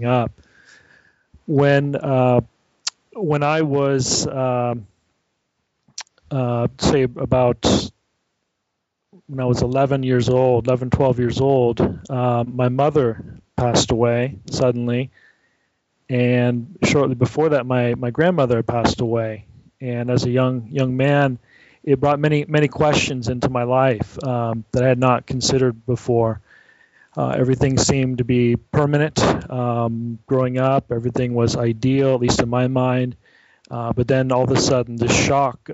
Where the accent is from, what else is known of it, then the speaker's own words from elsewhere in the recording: San Francisco Bay Area, California, United States; moved away as an adult; now in Viterbo, Italy; I was raised in the San Francisco Bay Area